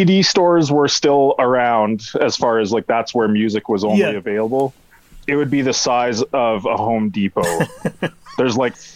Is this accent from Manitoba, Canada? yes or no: yes; Manitoba, Canada; moved away as an adult; also born or lived in Nelson, British Columbia / Kelowna, British Columbia / Vancouver, British Columbia; I grew up in Manitoba, not in Winnipeg, grew up on a farm